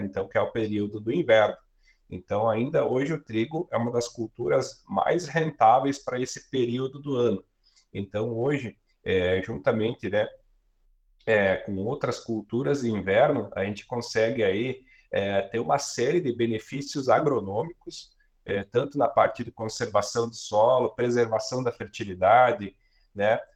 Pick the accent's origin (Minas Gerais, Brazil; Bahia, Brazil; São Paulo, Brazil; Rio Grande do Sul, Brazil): Rio Grande do Sul, Brazil; Guaporé; sou natural de Guaporé, aqui no Rio Grande do Sul, na, na Serra Gaúcha